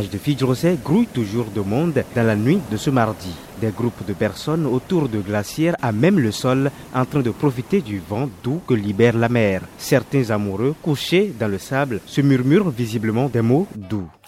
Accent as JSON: {"language": "French", "country": "Benin", "said": "Moi, je suis d'accord avec lui que, en tant que béninois, un béninois, nous, nous sommes les Africains."}